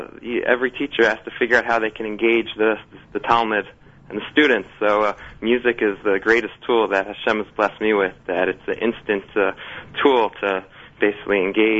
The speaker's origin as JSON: {"language": "English", "town": "Atlanta", "region": "Georgia", "country": "United States", "tie": "born or raised there", "also_born_or_lived": "Israel / New York", "moved": "as an adult", "said": "I am originally from Atlanta, Georgia, and I grew up like any normal Atlantean. And after high school, I went to Eretz Yisrael for a year, and then I lived in New York for 10 years in yeshiva, in Kollel."}